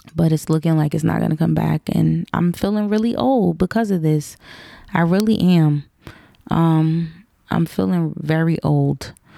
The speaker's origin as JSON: {"language": "English", "country": "United States", "tie": "born or raised there", "said": "my parents were African, they weren't necessarily intentional and I don't think they knew the nuances that growing up in Black America can sometimes create amongst kids"}